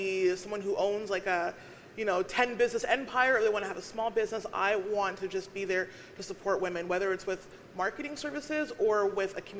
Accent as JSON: {"language": "English", "town": "Winnipeg", "region": "Manitoba", "country": "Canada", "also_born_or_lived": "Alberta", "said": "I'm from Winnipeg"}